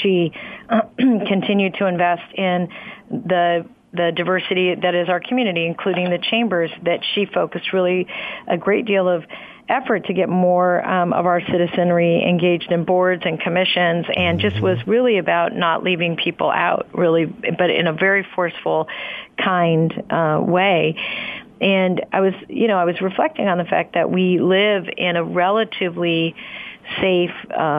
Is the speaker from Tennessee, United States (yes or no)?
no; Fremont, California, United States; also born or lived in New Mexico; I was born in New Mexico, I grew up in Fremont